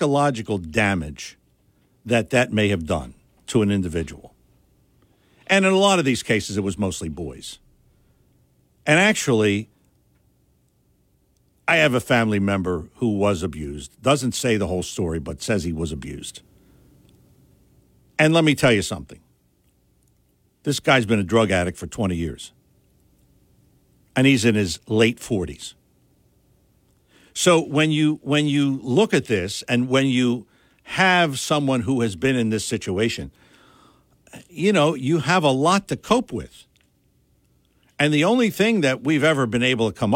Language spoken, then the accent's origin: English; Philadelphia, Pennsylvania, United States; the neighborhood where I grew up in Philadelphia